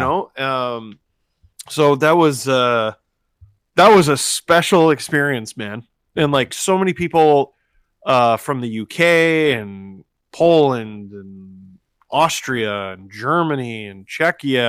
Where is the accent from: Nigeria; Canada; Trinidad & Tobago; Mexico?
Canada; Toronto, Ontario; we grew up in Scarborough